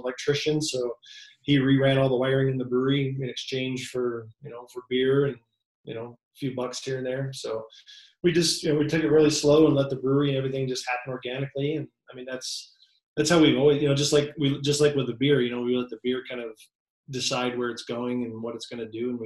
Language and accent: English; Florida, United States; also born or lived in Eastern New York; now in Colorado, United States; I was born in Eastern New York, but when I was like six, my family moved to Florida. So I consider myself from Florida.